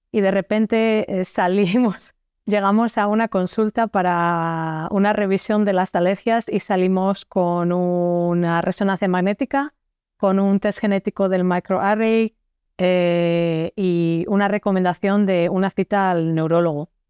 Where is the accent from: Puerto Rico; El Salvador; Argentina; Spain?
Spain; moved away as an adult; now in Belgium; yo soy una española que vive en Bélgica desde hace 12 años